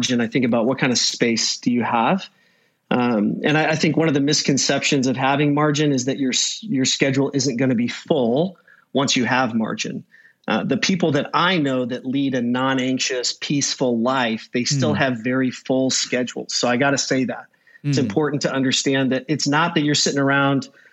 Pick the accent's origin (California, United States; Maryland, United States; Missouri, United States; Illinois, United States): Illinois, United States; El Paso; moved away as an adult; also born or lived in Texas; now in Arizona, United States; I grew up in Central Illinois. El Paso, just north of Bloomington